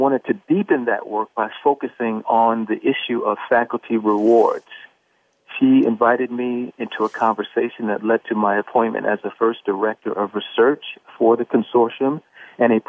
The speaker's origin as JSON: {"language": "English", "town": "New York City", "region": "New York", "country": "United States", "tie": "born or raised there", "also_born_or_lived": "Queens, New York", "said": "I'm from Harlem, New York. My parents both were born there, 148th Street, between 7th and 8th. I grew up between there and Queens"}